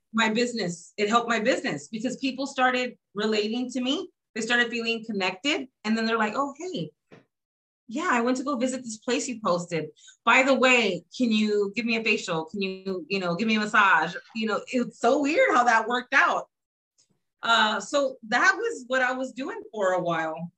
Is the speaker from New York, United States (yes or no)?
no; San Antonio, Texas, United States; I'm from San Antonio, Texas.